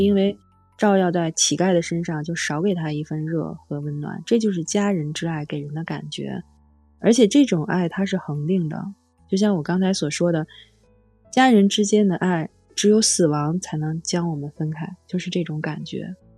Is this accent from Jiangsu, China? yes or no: no; Beijing, China; 我是从小在河边里长大